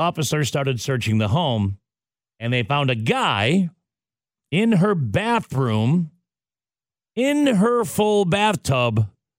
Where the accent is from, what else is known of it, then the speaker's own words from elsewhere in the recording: Madison, United States; now in Fargo-Moorhead, United States; my hometown in Madison